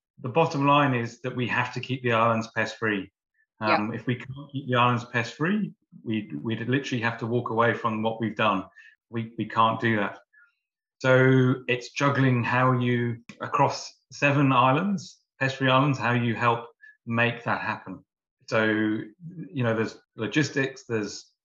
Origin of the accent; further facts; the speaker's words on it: Warwickshire, West Midlands, United Kingdom; moved away as an adult; now in New Zealand; growing up in the UK, I grew up on a farm in the Midlands in Warwickshire.